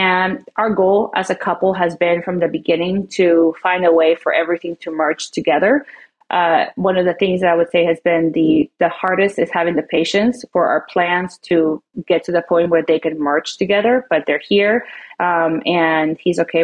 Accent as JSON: {"language": "English", "country": "Peru", "also_born_or_lived": "Oklahoma City, United States", "moved": "yes", "lives_now": "Flower Mound, United States", "said": "we come from Peru. We're from South America."}